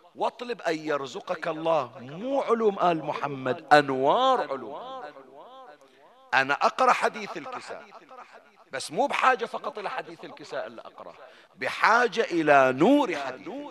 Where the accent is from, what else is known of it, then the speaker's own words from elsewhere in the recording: Bahrain; عندنا في البحرين